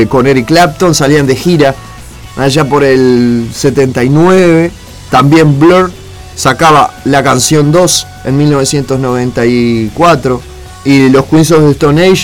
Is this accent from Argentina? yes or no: yes; Morón, Buenos Aires Province, Argentina; nací en la ciudad de Buenos Aires, en el hospital de Luján, a las 3.53 de la mañana, por eso soy de Morón, em, de 1990, nació este pedazo de ser, eh